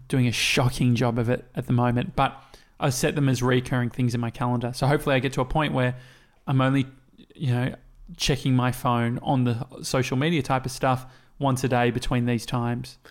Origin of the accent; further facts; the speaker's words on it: Australia; we come from Australia